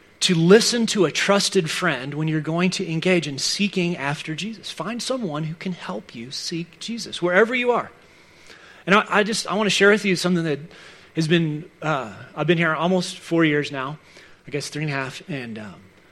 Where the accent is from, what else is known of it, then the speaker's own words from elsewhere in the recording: Dallas, Texas, United States; moved away; I grew up in Dallas